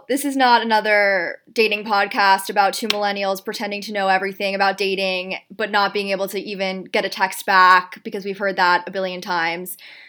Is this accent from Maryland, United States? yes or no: no; New York City, New York, United States; also born or lived in Palm Beach, Florida; We're currently living together during the pandemic down in Palm Beach, Florida, but we're both from New York City, Upper East Side, and we live there most of the year